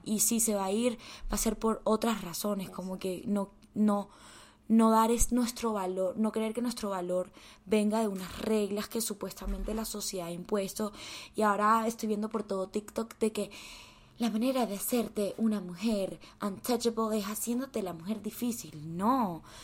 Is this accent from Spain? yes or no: no; Colombia; also born or lived in United States